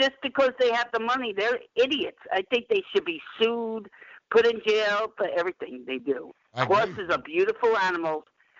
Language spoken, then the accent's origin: English; New York, United States; I'm from New York.